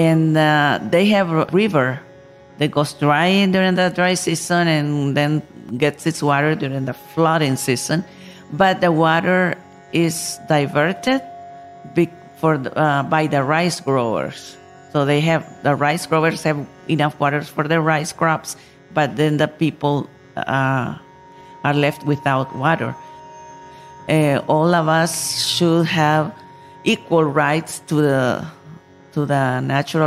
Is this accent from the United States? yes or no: no; Nicaragua; I come from Nicaragua, country in Central America